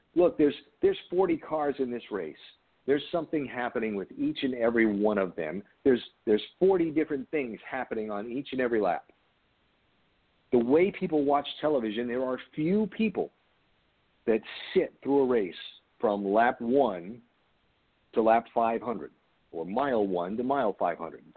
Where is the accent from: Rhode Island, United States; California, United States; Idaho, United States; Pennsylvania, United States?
Rhode Island, United States; I grew up in Rhode Island, which is between Boston and New York